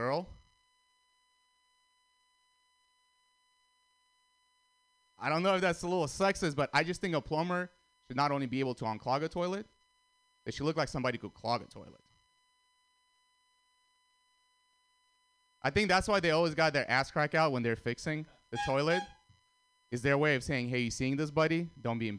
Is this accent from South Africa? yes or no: no; Russia; also born or lived in Armenia; now in United States; I was born in Armenia, grew up in Russia